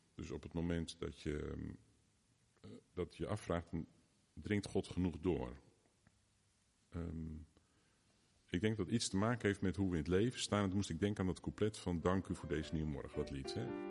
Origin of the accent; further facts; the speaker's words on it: Driebergen, Utrecht, Netherlands; now in Gouda, Netherlands; de grootste tijd van mijn jeugd wel in Driebergen gewoond. Daar ben ik opgegroeid.